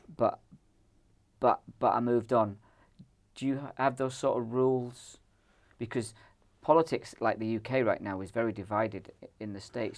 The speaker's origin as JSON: {"language": "English", "country": "Ireland", "moved": "yes", "lives_now": "Scotland, United Kingdom", "said": "I'm from the Republic of Ireland"}